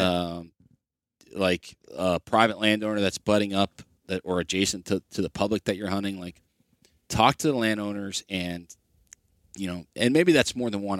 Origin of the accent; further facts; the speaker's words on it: Ohio, United States; my home state of Ohio